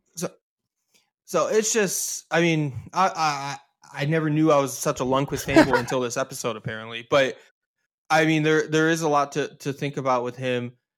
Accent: United States; we're American hockey fans

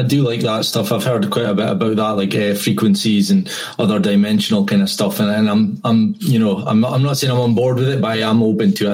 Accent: Scotland, United Kingdom; I'm white. I'm from Scotland

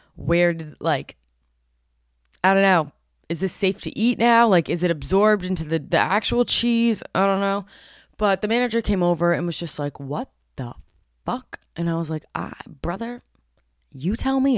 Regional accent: New Jersey, United States; I'm from Jersey

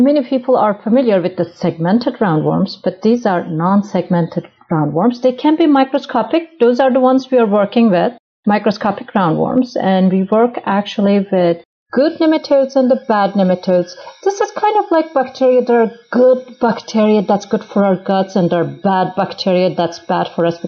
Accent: Turkey; moved away as an adult; now in United States; I'm originally from Turkey

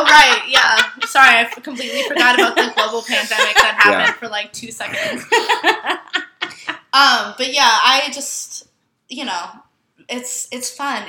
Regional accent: Vermont, United States; moved away; Vermont. Yeah, surrounded by, like, crusty fucking hippies.

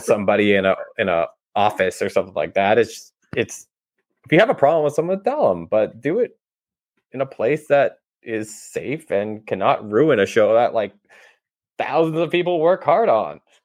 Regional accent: Canada; we're Canadian

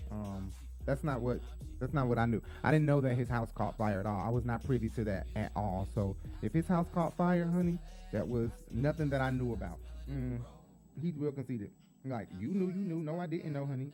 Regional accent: Atlanta, Georgia, United States; Atlanta, my hometown or my home place

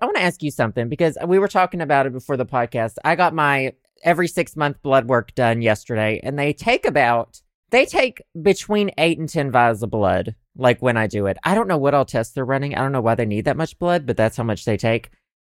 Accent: the South, United States; accent: Southern; I think I've begun to weaponize my Southern accent

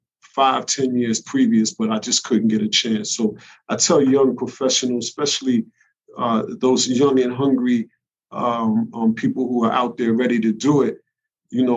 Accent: New York City, New York, United States; growing up in the Bronx

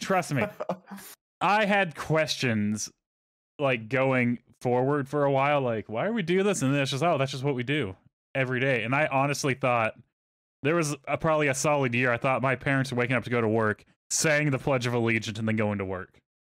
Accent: Texas, United States; moved away as an adult; I grew up in Texas.

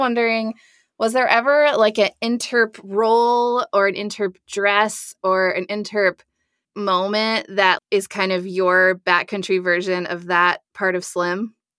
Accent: Nebraska, United States; I'm from Nebraska

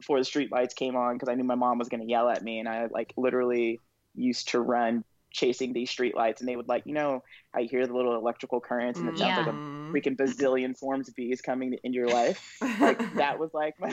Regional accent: Moreno Valley, California, United States; also born or lived in Los Angeles, California / Riverside, California; born and raised Southern California. Lived in Los Angeles until I was 8. That's where I was born.

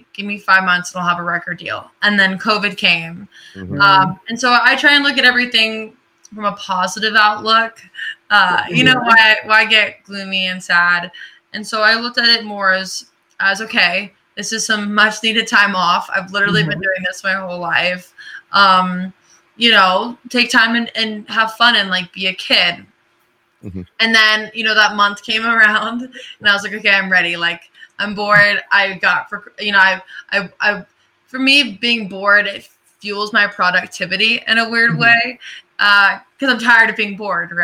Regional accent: Orlando, Florida, United States; I'm from Orlando. So I grew up not too far from the beach and from Disney

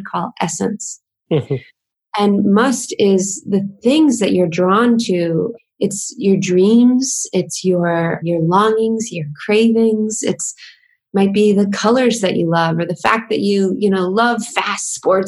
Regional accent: the southern United States, United States; I grew up in the southern part of the United States, which is very conservative and traditional.

